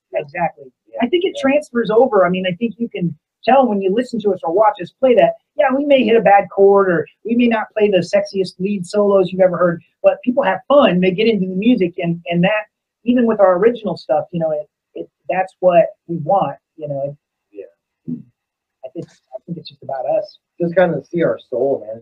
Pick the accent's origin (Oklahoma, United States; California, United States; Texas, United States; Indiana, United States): Indiana, United States; we're from Indiana